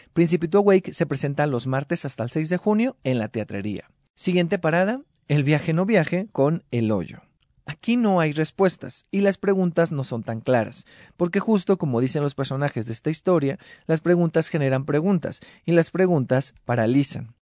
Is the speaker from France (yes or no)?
no; Mexico; nuestra identidad como mexicanos en la actualidad